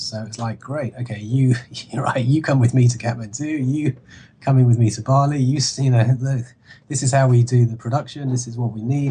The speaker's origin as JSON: {"language": "English", "region": "London", "country": "United Kingdom", "tie": "born or raised there", "said": "I come from London, and I come from, you know, you know, I knew Camden Market pretty well. I'd been in it, you know, loads of times as a kid"}